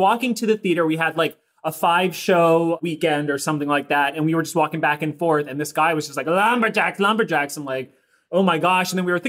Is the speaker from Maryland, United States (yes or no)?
yes; outside DC, Maryland, United States; born and raised right outside of DC in Maryland.